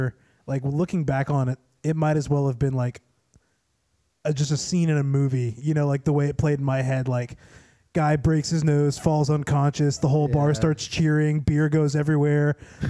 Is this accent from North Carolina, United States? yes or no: yes; North Carolina, United States; moved away; I'm from North Carolina